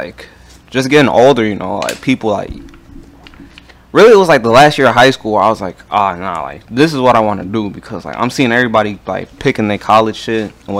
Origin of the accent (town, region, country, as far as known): Chicago Heights, Illinois, United States